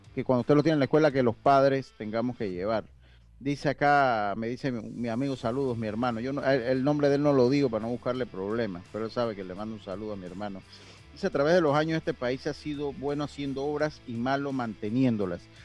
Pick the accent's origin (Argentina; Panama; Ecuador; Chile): Panama; Los Santos; moved away; allá en mi tierra, bella, Los Santos